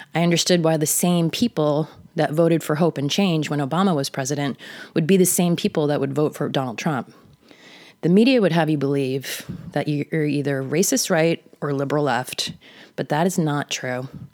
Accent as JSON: {"language": "English", "area": "the Hamptons, Long Island", "region": "New York", "country": "United States", "tie": "born or raised there", "said": "I grew up in the Hamptons"}